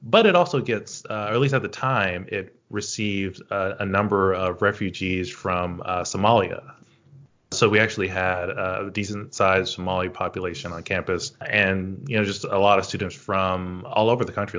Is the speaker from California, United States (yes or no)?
no; Shreveport, Louisiana, United States; moved away as an adult; also born or lived in New Orleans, Louisiana / Maine; now in Boston, United States; I grew up in Northwest Louisiana, a city called Shreveport